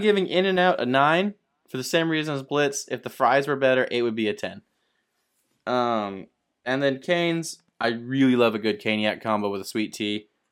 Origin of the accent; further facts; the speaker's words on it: Arizona, United States; We're from Arizona